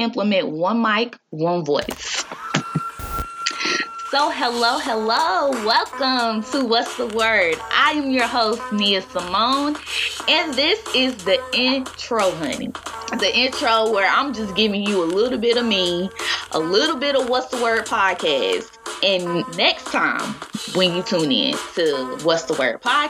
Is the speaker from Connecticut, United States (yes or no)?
no; Greensboro, North Carolina, United States; I am from Greensboro, North Carolina